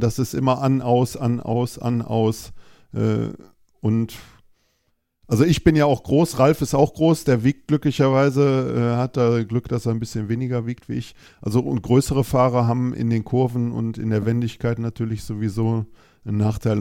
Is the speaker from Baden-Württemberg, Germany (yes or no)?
no; Düsseldorf, North Rhine-Westphalia, Germany; ich komme aus Düsseldorf